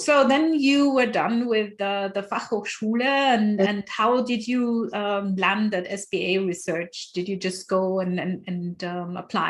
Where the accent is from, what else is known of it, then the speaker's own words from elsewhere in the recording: Nigeria; I did not have a community. I came from Nigeria. I didn't know anyone.